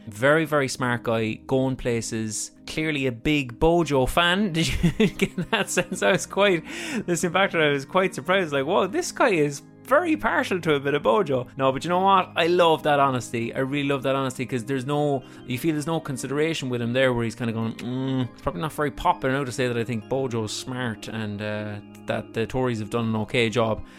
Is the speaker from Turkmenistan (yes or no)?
no; Ireland; as an Irish person